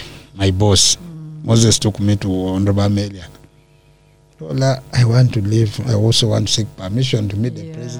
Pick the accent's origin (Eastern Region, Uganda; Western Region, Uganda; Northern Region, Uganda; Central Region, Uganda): Eastern Region, Uganda; Teso; also born or lived in Amuria; I come from Teso